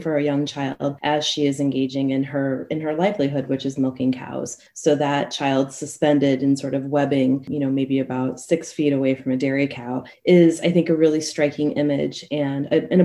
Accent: Colorado, United States; my home state of Colorado

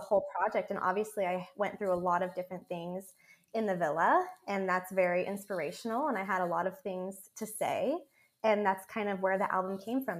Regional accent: Monroe, Washington, United States; moved away as an adult; now in Los Angeles, United States; we're from Monroe

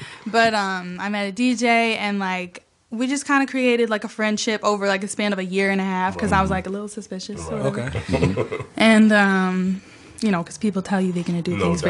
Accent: Massachusetts, United States; also born or lived in Boston; So I'm from Massachusetts.

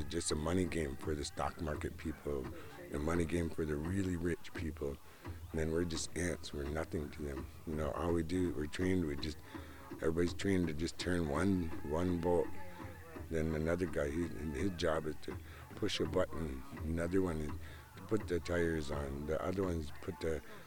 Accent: Nagaajiwanaang, Minnesota, United States; I'm on my reservation. I'm from Nagachiwanong. Our reservation's the first one that took the money

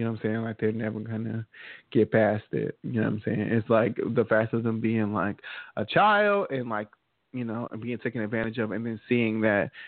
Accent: United States; we're American. We're American

